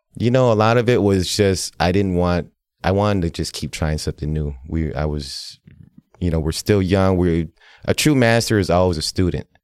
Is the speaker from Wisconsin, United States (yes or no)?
yes; Milwaukee, Wisconsin, United States; also born or lived in Laos; I was growing up in Milwaukee here on the South Side